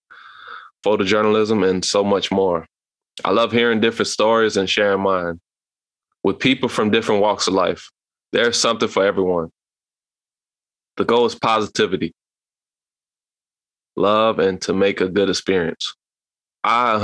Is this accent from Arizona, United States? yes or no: no; Louisiana, United States; I'm from Louisiana at age 30 years old